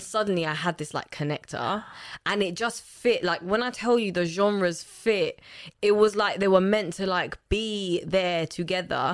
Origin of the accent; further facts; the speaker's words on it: London, United Kingdom; also born or lived in Lusaka, Zambia; I grew up between the two, uh, mainly in Lusaka, growing up until ten. And then when my parents, uh, separated, we then settled in Hackney